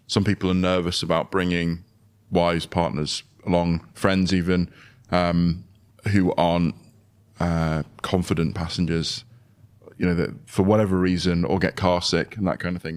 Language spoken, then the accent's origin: English; United Kingdom; being British